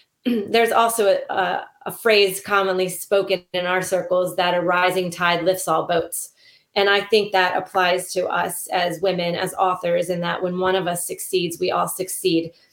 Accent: Silver Spring, Maryland, United States; also born or lived in Ohio / Kentucky; it is set in Maryland, which is my home state. I was actually born in Silver Spring.

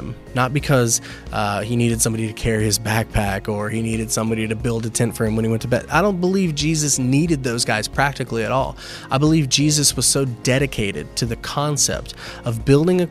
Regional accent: Lakeland, Florida, United States; moved away as an adult; now in New Port Richey, United States; we are mostly from Lakeland

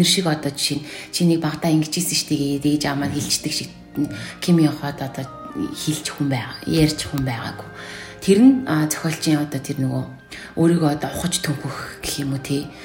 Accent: Darkhan, Darkhan-Uul, Mongolia; би чинь дарханд өссөн.

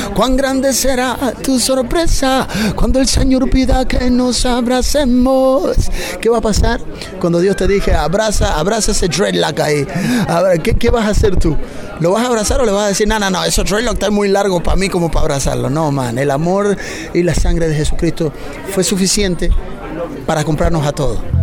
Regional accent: Bolivia; venimos de, Bolivia, de Bolivia

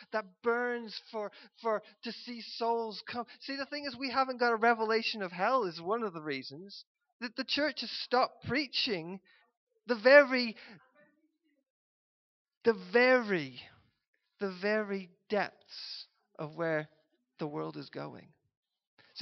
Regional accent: United Kingdom; us as a British people

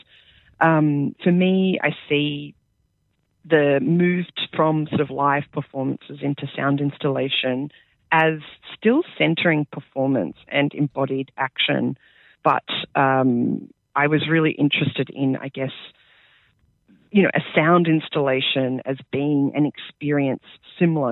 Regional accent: Sydney, New South Wales, Australia; moved away as an adult; now in Adelaide, Australia; I grew up in Sydney. I sort of grew up on Guringai and Darug lands

